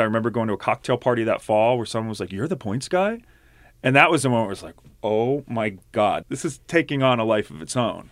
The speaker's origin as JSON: {"language": "English", "area": "outside of Philadelphia", "region": "Pennsylvania", "country": "United States", "tie": "born or raised there", "also_born_or_lived": "Pittsburgh", "said": "I grew up outside of Philly."}